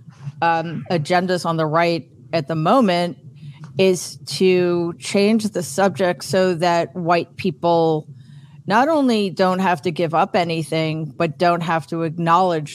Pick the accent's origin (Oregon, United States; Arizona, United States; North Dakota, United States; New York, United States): New York, United States; being a New Yorker